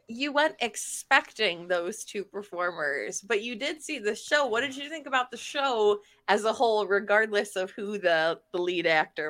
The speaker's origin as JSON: {"language": "English", "town": "Akron", "region": "Ohio", "country": "United States", "tie": "born or raised there", "said": "Akron's my hometown"}